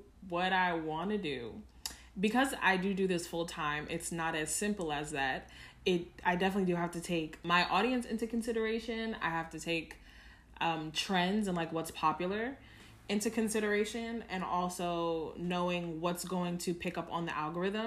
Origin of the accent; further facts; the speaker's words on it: New York, United States; as a New Yorker